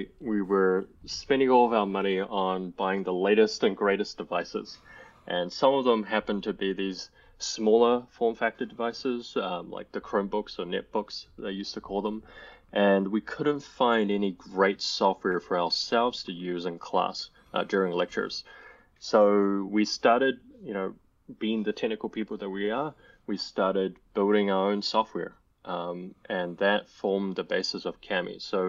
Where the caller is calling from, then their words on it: New Zealand; I'm calling in from New Zealand, from very cold New Zealand right now.